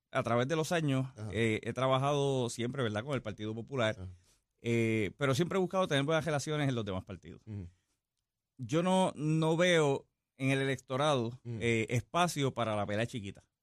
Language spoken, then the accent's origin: Spanish; Yauco, Puerto Rico; Soy natural de Yauco.